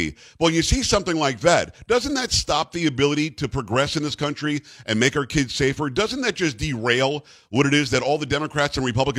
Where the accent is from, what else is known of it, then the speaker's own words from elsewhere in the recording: Texas, United States; I, as a Texan